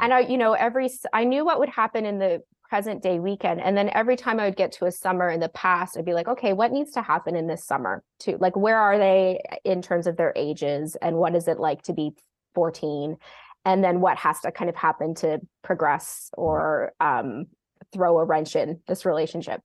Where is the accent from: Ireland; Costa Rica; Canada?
Canada; Toronto, Ontario; also born or lived in Australia; we had a house that was our c, cottage when I was born in Toronto, and this house was our, our cottage, um, and then we moved to Australia. My dad is Australian, and we moved back. Instead of moving to the city, they decided to move up to the lake